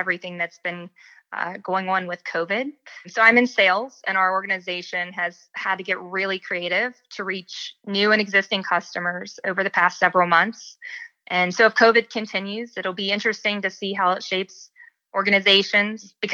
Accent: West Virginia, United States; moved away; also born or lived in North Carolina; I was born and raised in West Virginia

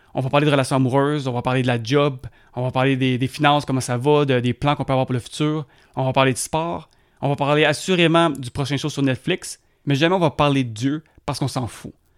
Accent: South Shore of Montreal, Quebec, Canada; Je suis un Québécois, puis je suis fier euh, du Québec et d'être Québécois. Euh, j'ai été élevé sur la sud de Montréal

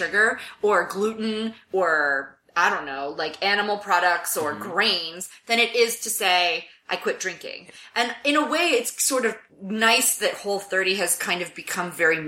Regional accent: Miami, Florida, United States; I'm from Miami

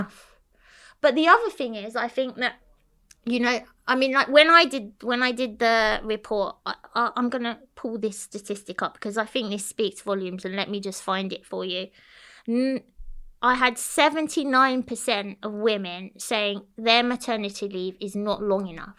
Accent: London, United Kingdom; moved away as an adult; now in Cyprus; I grew up in London, so it was a bit different

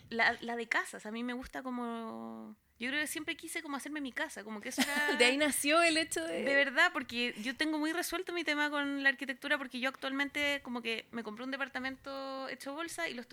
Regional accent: Santiago, Santiago Metropolitan Region, Chile; Y además salí de la burbuja de Santiago, colegio privado

